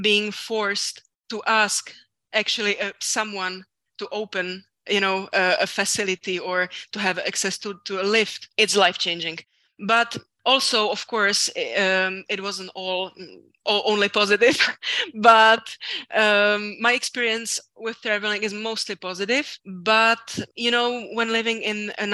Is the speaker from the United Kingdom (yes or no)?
no; Czechia; also born or lived in France; my whole life in my home country